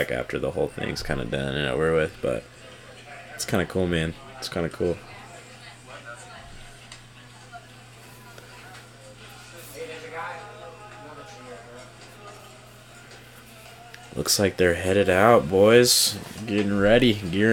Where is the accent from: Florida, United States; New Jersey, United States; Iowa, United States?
Iowa, United States; I'm a kid from Iowa